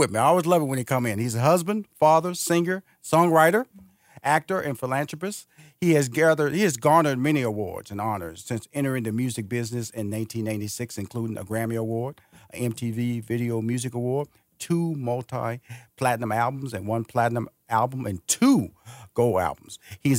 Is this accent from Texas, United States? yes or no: yes; Houston, Texas, United States; now in Atlanta, United States; I'm from Houston, Texas. I'm originally from there. I moved here to Atlanta in 2007.